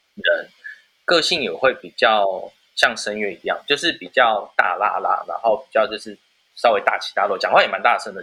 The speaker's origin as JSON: {"language": "Chinese", "country": "Taiwan", "said": "我们台湾人"}